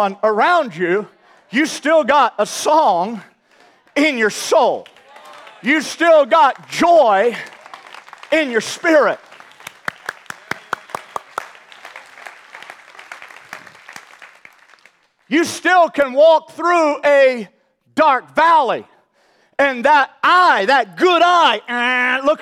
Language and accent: English; St. Louis, Missouri, United States; I grew up in St. Louis, Missouri